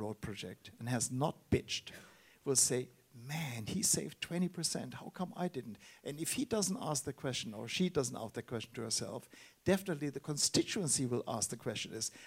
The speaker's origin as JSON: {"language": "English", "town": "Heidelberg", "region": "Baden-Württemberg", "country": "Germany", "tie": "born or raised there", "said": "my hometown, Heidelberg"}